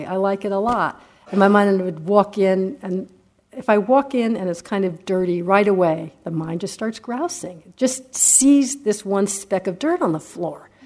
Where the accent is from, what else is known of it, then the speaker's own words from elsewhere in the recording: United States; I'm an American